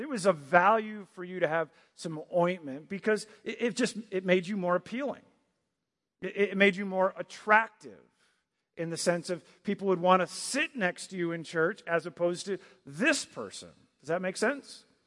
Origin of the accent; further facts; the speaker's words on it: Michigan, United States; moved away as an adult; also born or lived in Virginia Beach, Virginia / Maryland; I grew up in Michigan, then I lived in Virginia Beach, and then I lived in Maryland for a year, and now I'm here